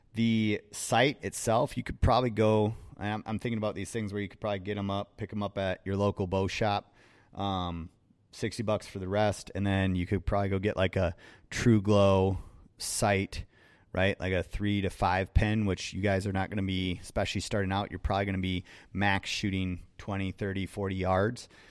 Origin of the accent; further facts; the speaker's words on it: Wisconsin, United States; I'm from Wisconsin.